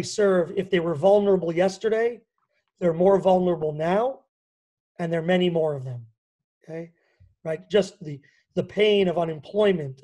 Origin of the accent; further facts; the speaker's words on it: New York, United States; also born or lived in Washington; now in Israel; New York specifically, where I grew up, as you can probably hear. But although they say I don't have a strong New York accent